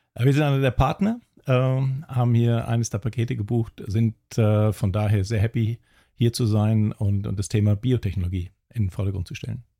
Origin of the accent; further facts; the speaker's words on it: Kiel, Schleswig-Holstein, Germany; also born or lived in Hamburg; now in Wiesbaden, Germany; ich bin in Kiel geboren, habe sechs Jahre in Hamburg gelebt und habe dann als kleiner Junge noch für den HSV gespielt